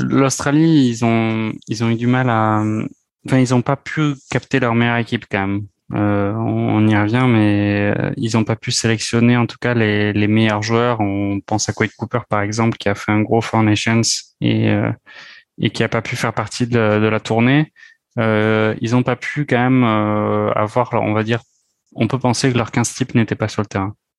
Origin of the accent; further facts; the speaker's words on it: France; nous en tant que Français